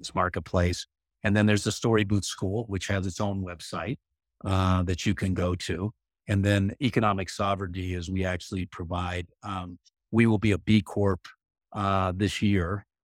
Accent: Arizona, United States; I grew up in the Southwest in Arizona

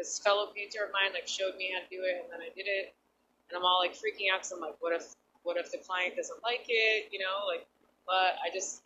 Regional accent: Pennsylvania, United States; now in Los Angeles, United States; I'm from Pennsylvania.

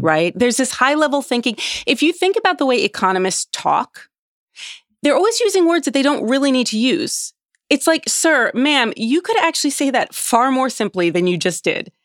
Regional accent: United States; as an American

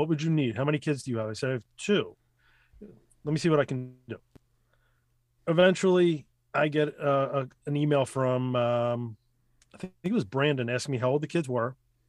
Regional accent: Ukraine; we're both from Russia and all this other thing. Well, Ukraine.

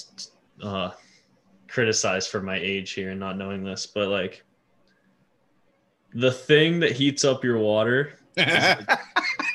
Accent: Canada

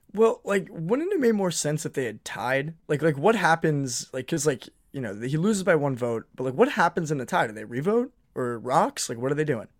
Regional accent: New England, United States; now in New York, United States; I'm from New England

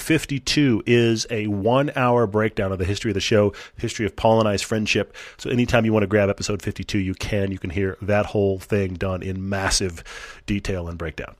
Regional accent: Houston, Texas, United States; moved away; I grew up in Houston

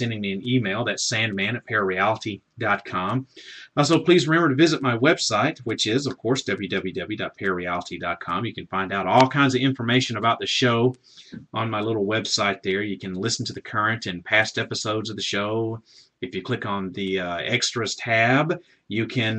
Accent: Southern, United States; accent: Southern; I may not be able to pronounce a lot of things correctly because of my, I guess, my Southern accent

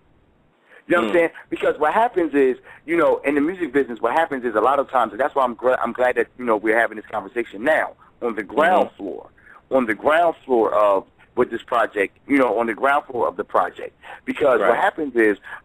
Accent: New Jersey, United States; I come from New Jersey, so I come from a different cup.

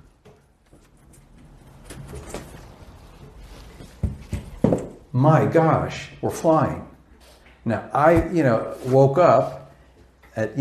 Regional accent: Los Angeles, California, United States; I was raised in Pacific Palisades, West LA, and went to Pali High

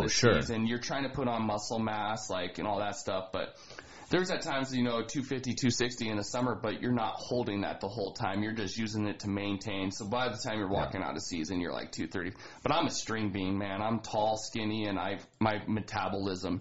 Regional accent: East Helena, Montana, United States; growing up in East Helena

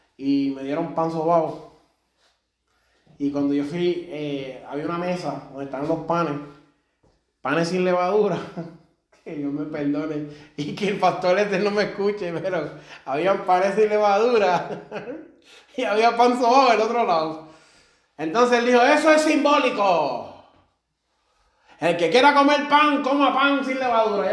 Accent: Puerto Rico; also born or lived in Germany; Yo soy puertorriqueño y alemán

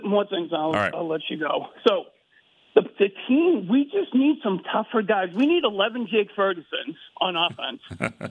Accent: Boston, Massachusetts, United States; growing up in Boston.

